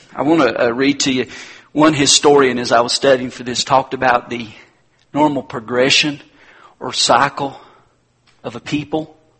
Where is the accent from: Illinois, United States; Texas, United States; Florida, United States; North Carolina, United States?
North Carolina, United States; my home state, North Carolina